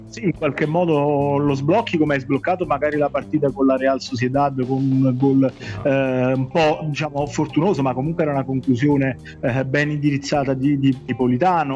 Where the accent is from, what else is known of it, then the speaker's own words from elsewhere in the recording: Naples, Campania, Italy; siamo tifosi del, del Napoli, siamo napoletani